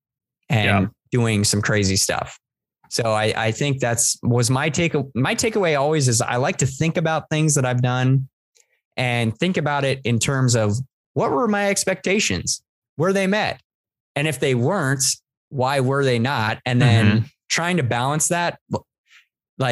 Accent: East Coast, United States; also born or lived in Virginia; now in San Diego, United States; I'm from the East Coast.

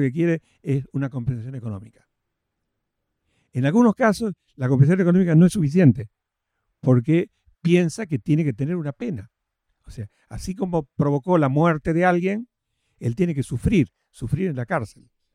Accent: Rafaela, Santa Fe, Argentina; yo soy oriundo de Rafaela, Santa Fe

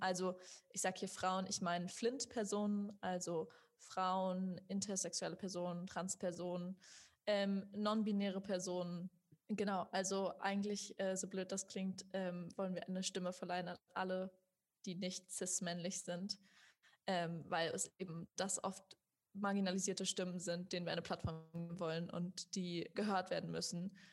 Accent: Germany; ich, die aufgewachsen ist in Deutschland. Also ich war die Einzige, die wirklich irgendwie die ganze Zeit in Deutschland bisher gelebt hat, ihr ganzes Leben.

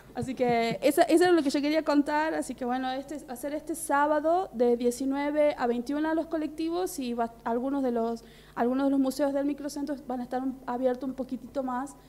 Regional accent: Tucumán, Argentina; nosotros como tucumanos

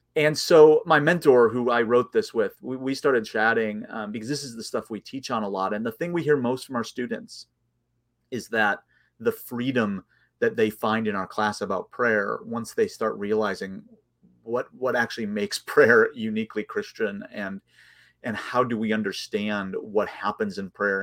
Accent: outside of Chicago, Illinois, United States; I grew up outside of Chicago, in the suburbs, about forty-five minutes outside of Chicago

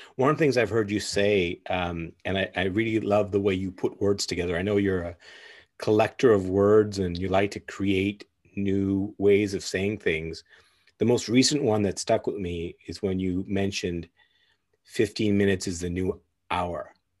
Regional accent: Tanzania; born there; I was born in Tanzania, and so it's very close to my heart, and I've been back a couple of times.

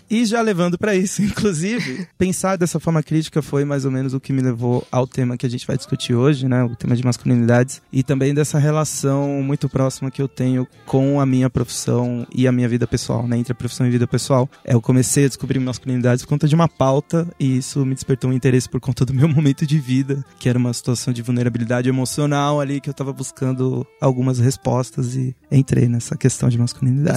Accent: São Paulo, Brazil; aqui em São Paulo, né, a gente tinha uma herança dos anos 90

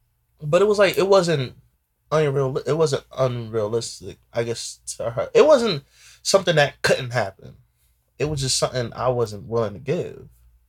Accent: Ghana; You know, I'm from Ghana, that's my Ghanaian.

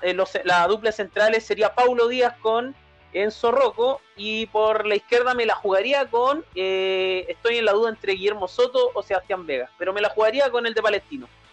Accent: southern Chile, Chile; yo soy del sur, soy mi gente de Chiloé, de Temuco, de Los Ángeles.

